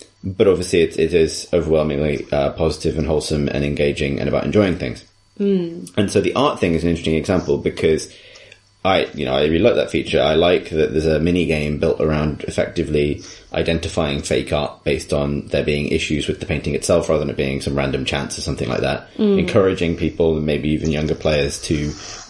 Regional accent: England, United Kingdom; as an English person

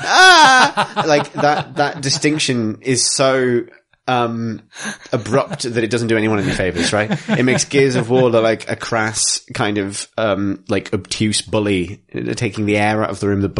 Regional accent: Canterbury, New Zealand; I'm from Canterbury.

